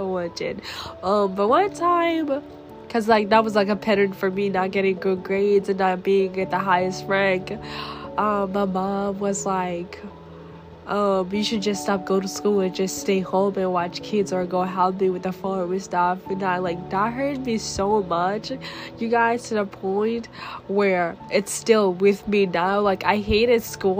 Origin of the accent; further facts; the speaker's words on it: Tanzania; moved away; I was born in Tanzania, which is in East Africa, where I just grew up real fast.